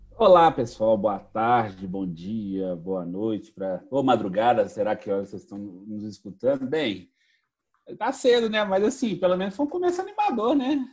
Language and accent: Portuguese; Minas Gerais, Brazil; sendo mineiro